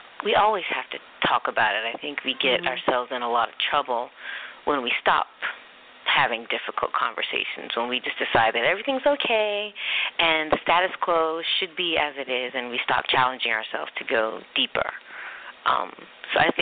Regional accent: Philadelphia, Pennsylvania, United States; moved away as an adult; also born or lived in Charleston, South Carolina; now in New York, United States; I spent my childhood split between Philadelphia

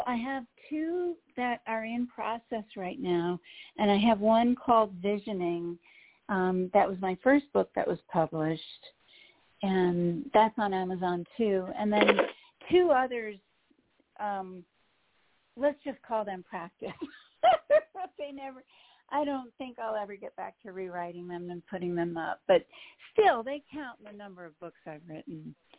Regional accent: East Coast, United States; I grew up on the East Coast, lived on the West Coast. I've lived in every continental time zone.

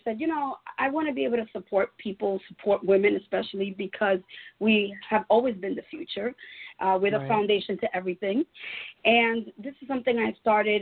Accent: New York City, New York, United States; I am originally from New York, from Brooklyn, New York. So I'm born and raised in New York

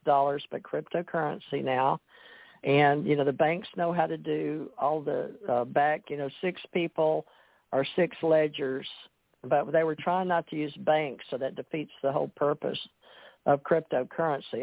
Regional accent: Monroe, Louisiana, United States; moved away; also born or lived in Kentucky / Gulf Breeze; I was from Monroe, Louisiana.

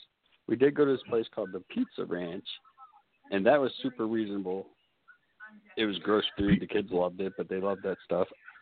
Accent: Florida, United States; I'm from Florida

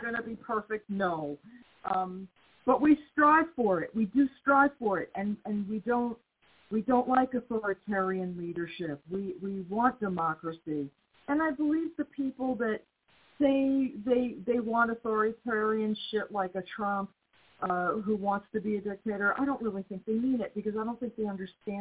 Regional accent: United States; I'm still American

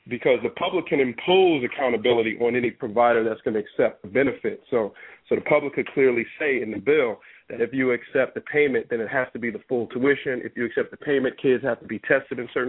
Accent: Newark, New Jersey, United States; I grew up in Newark. I grew up like most kids grew up in Newark

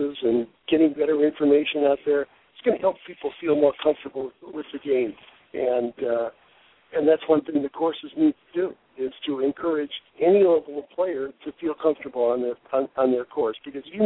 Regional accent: Michigan, United States; now in Arizona, United States; I grew up in Michigan

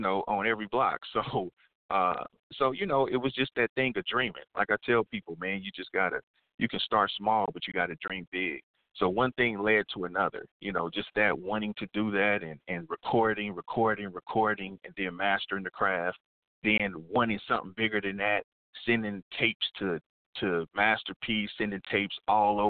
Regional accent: Kansas City, Missouri, United States; I'm born and raised in Kansas City, Missouri

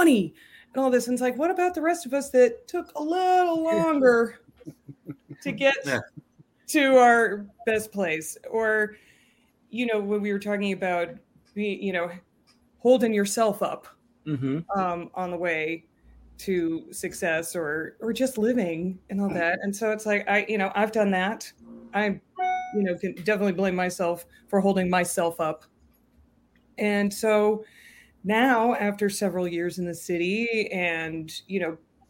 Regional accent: Concord, Massachusetts, United States; now in New York, United States; I grew up in Concord.

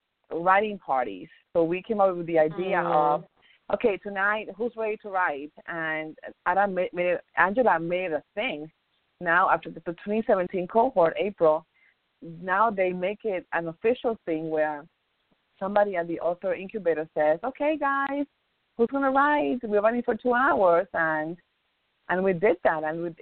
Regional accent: Dominican Republic; Dominican Republic.

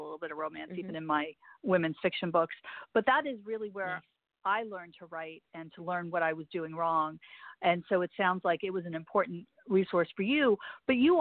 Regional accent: Northeast, United States; I'm from the Northeast

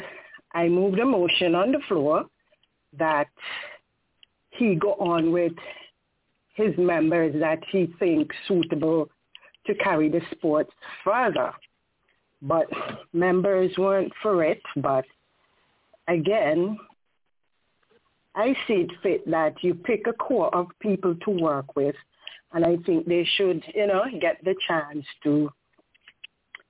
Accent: Saint George, Antigua & Barbuda; moved away; also born or lived in Grace Green, Antigua / United States; I'm from the Grace Green community, but I was raised in the St. George's community, which is Pickett's Village, that I migrated to the U.S.

